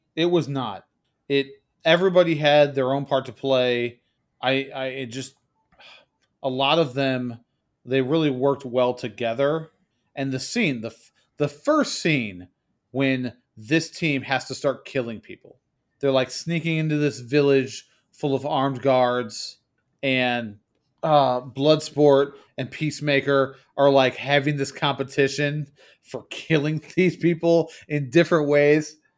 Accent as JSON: {"language": "English", "country": "United States"}